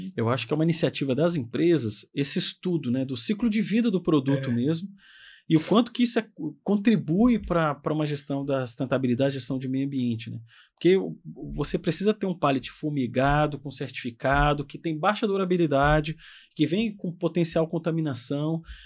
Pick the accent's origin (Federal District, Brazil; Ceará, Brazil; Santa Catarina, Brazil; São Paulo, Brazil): Federal District, Brazil; Brasília; a gente lá de Brasília, porque eu sou de Brasília